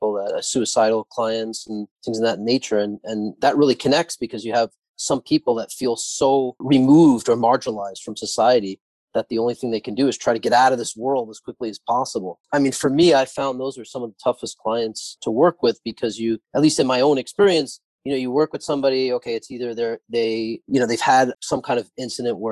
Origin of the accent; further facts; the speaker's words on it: New York City, New York, United States; also born or lived in Haifa, Israel; I was born in Israel, in Haifa. And my parents came here when I was very young and grew up in Howard Beach